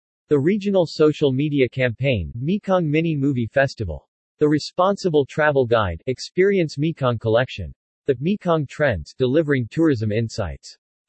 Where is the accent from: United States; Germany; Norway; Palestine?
Germany; English is a second language; now in Bangkok, Thailand; When I was around 16 years old, growing up in Germany, my father told me that the future will be in Asia